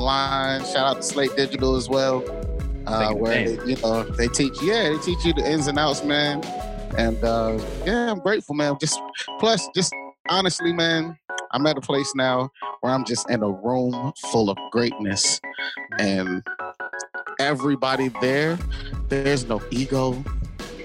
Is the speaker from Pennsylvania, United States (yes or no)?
no; Jacksonville, Florida, United States; also born or lived in Marietta, Georgia; now in Baltimore, United States; Jacksonville, Florida, my hometown